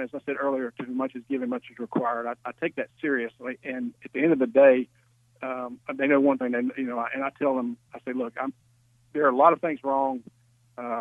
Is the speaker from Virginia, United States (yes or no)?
yes; Virginia Beach, Virginia, United States; now in Georgia, United States; growing up in Virginia Beach, my dad was Navy and Air Force